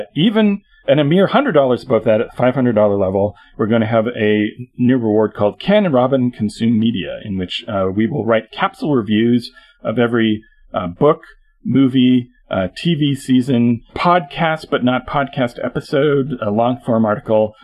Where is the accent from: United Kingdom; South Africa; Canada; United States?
Canada; I'm Canadian